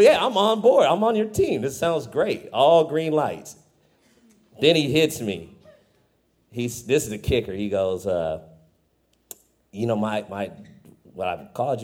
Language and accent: English; Fresno, California, United States; I'm from Fresno